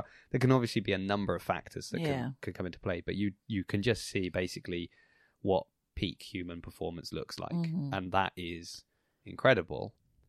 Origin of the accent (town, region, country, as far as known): Southampton, South East England, United Kingdom; born or raised there